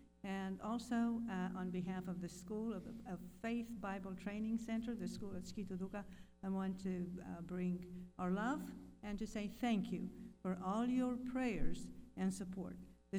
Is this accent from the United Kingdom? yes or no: no; Romania; I'm from Romania.